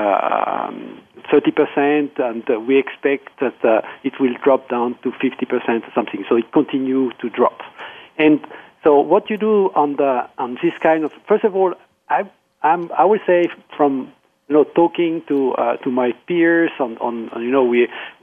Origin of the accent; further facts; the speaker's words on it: France; moved away; also born or lived in Austria; I am French, but I call from Austria.